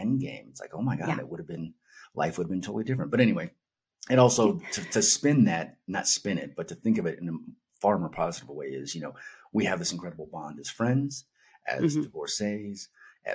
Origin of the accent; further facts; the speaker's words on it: Northern California, United States; moved away as an adult; also born or lived in Los Angeles, California; now in Albuquerque, United States; I'm in Albuquerque, New Mexico. I'm from Northern California